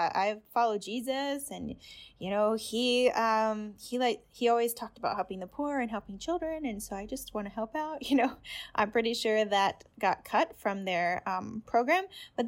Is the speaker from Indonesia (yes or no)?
yes; Indonesia; And Indonesia is actually the country where I grew up in Asia. And so I speak the language.